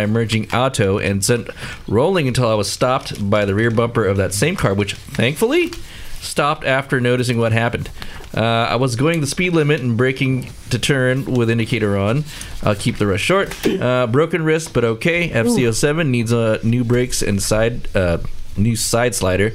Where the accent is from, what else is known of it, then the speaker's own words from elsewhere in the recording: Southern California, United States; California, especially Southern California, we've kind of were born or raised with it